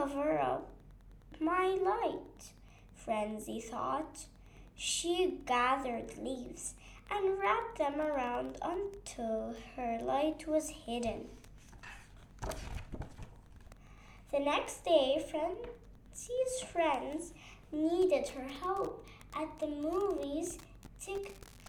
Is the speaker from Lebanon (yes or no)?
yes; Beirut, Beirut Governorate, Lebanon; I am from Lebanon, Beirut